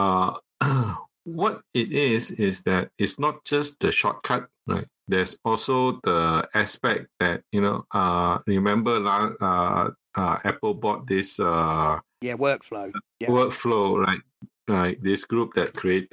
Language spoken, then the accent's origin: English; Malaysia; first language Cantonese; English is a second language; I am a Malaysian, and I'm from the ethnic Chinese Malaysian. Right? And my mother tongue is Cantonese